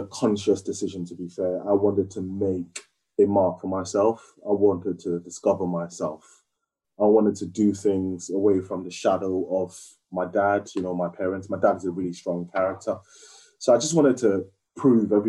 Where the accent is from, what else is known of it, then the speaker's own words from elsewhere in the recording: Lagos, Nigeria; moved away as an adult; now in United Kingdom; I grew up in Lagos, Nigeria. It's where my family's from.